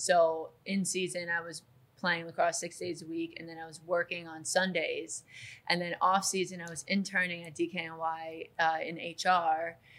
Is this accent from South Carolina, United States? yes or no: no; Glen Cove, New York, United States; I grew up in Glen Cove